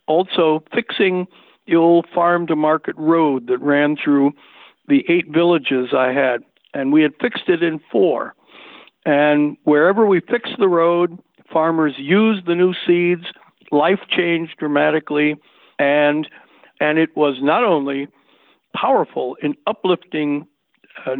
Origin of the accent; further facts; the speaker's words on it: Dubuque, Iowa, United States; moved away as an adult; also born or lived in Madison, Wisconsin / Vietnam / Cambodia; I grew up in Dubuque, Iowa, went to high school and college there